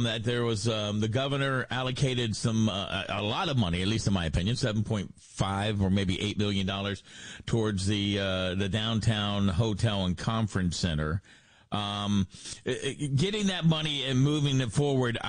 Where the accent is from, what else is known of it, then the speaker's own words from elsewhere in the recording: Frederick County, Maryland, United States; I grew up in Frederick County